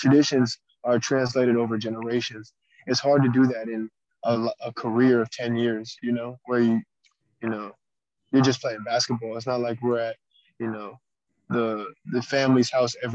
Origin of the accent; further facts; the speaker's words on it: Las Vegas, Nevada, United States; now in Japan; I was born in Vegas, Las Vegas